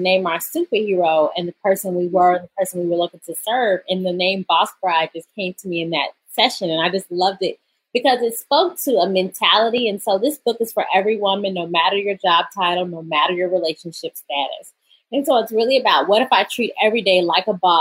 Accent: Atlanta, Georgia, United States; moved away as an adult; now in New York City, United States; I'm from, born and raised in Atlanta

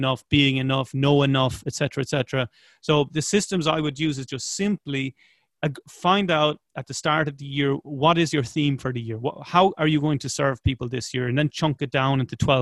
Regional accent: Ireland

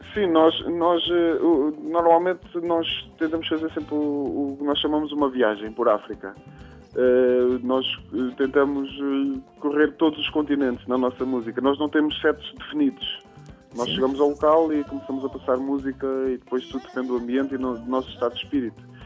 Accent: Pontével, Santarém District, Portugal; onde vivi, onde cresci, na zona do, do Cartaz. Eh, uma pequena aldeia chamada Pontevel

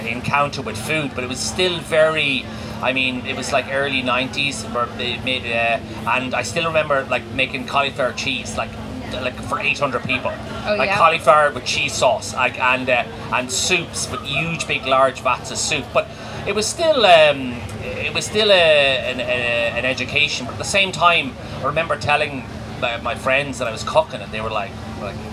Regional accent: Maynooth, Leinster, Ireland; also born or lived in Clondalkin; I spent most of my youth in Maynooth. I think from about 4 to 17 or 18.

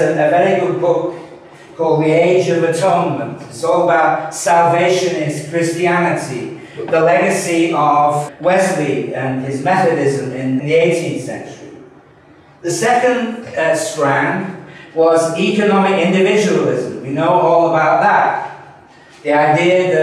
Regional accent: Manchester, North West England, United Kingdom; Manchester, which is my hometown

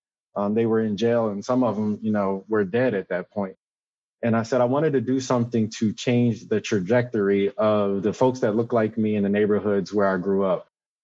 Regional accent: Wilmington, Delaware, United States; also born or lived in Towson, Maryland; I grew up in West Center City neighborhood, single mother household.

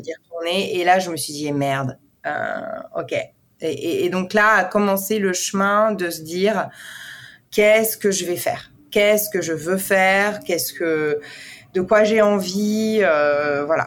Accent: Besançon, Bourgogne-Franche-Comté, France; also born or lived in Paris, France; now in New York, United States; je suis née dans l'est de la France, à Besançon

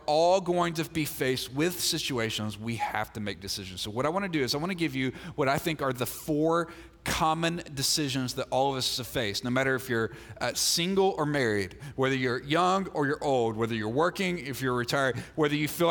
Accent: Mississippi, United States; I grew up in Mississippi

